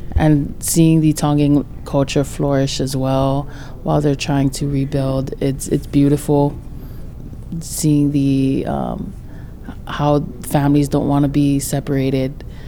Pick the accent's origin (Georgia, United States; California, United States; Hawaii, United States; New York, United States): Hawaii, United States; Lahaina; I was born and raised in Lahaina side